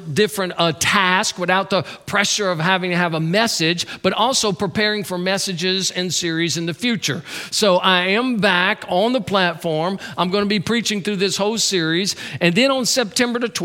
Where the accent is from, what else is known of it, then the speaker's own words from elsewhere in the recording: Louisiana, United States; That's my home state